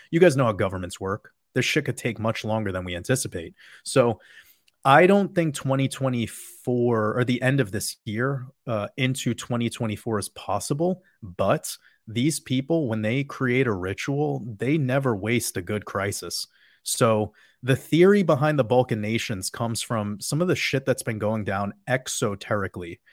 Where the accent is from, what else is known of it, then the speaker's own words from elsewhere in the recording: New York, United States; I grew up in New York with a father who was a drug addict